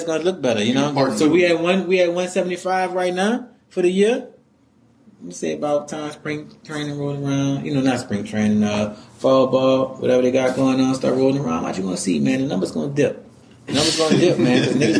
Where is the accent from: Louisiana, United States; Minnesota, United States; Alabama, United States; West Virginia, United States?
Louisiana, United States; New Orleans; I'm from New Orleans, Louisiana. You know what I'm saying? Uptown.